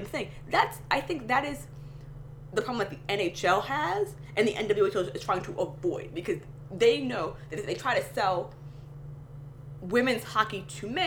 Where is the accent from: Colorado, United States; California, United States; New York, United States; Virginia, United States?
New York, United States; being a New Yorker, being a Kings fan.